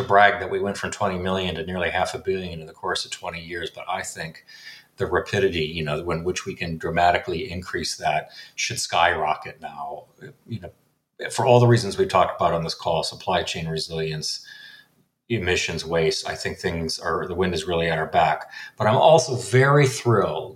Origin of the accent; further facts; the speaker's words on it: Minnesota, United States; moved away as an adult; now in Washington, D.C., United States; growing up, I grew up in Minnesota